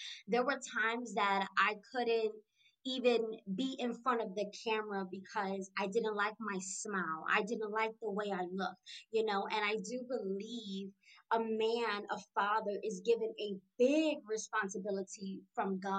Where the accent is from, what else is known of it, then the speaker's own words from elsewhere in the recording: New York City, New York, United States; moved away as an adult; now in Shreveport, United States; I'm born and raised in Brooklyn, New York. I'm currently residing and living in Shreveport, Louisiana